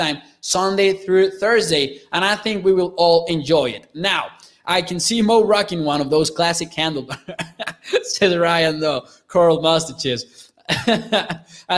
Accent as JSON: {"language": "English", "country": "Mexico", "tie": "born or raised there", "said": "my hometown here in Mexico"}